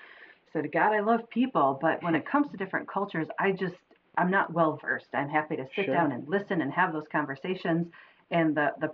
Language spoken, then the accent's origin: English; outside of Ann Arbor, Michigan, United States; I grew up outside of Ann Arbor, which is very diverse